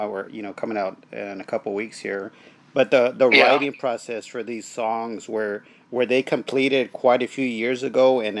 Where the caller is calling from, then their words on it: Corpus Christi, Texas, United States; Corpus Christi, Texas.